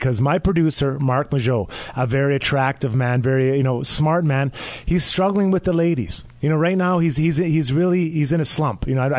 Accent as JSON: {"language": "English", "town": "Edmonton", "region": "Alberta", "country": "Canada", "tie": "born or raised there", "said": "When I grew up in Edmonton"}